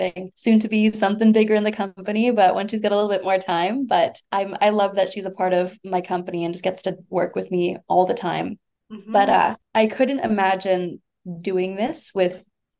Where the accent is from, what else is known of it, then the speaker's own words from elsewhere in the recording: Winnipeg, Manitoba, Canada; growing up in Winnipeg